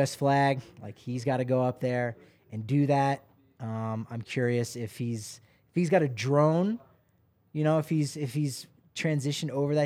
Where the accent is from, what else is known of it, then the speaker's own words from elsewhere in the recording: New Jersey, United States; I'm from New Jersey